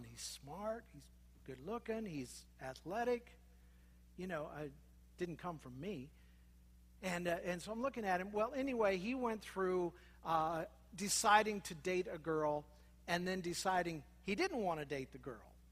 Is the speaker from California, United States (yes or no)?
no; Minnesota, United States; born there; I was born in Minnesota, those terrible Minnesotans that look down on us Iowans.